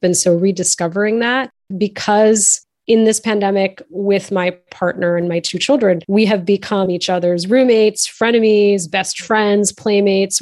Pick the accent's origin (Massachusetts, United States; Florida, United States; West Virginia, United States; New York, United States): Massachusetts, United States; outside of Boston; born or raised there